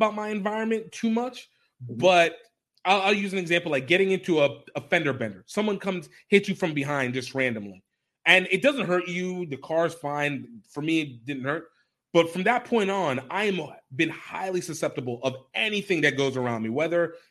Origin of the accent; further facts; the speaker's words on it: Nigeria; I'm a Nigerian as well